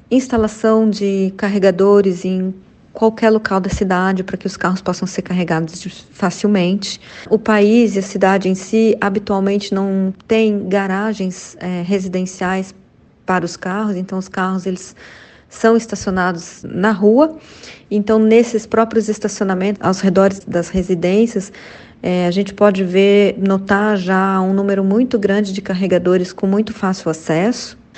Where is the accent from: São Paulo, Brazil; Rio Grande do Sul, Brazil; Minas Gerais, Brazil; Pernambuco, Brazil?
Minas Gerais, Brazil; Poços de Caldas; born there; especificamente na cidade onde eu nasci, em Poços de Caldas.